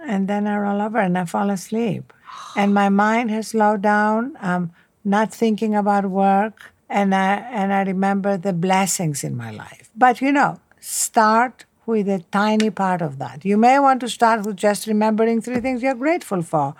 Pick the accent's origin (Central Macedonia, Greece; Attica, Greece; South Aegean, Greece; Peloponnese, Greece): Attica, Greece; Athens; English is a second language; moved away as an adult; also born or lived in Cambridge; Athens, Greece, where I was brought up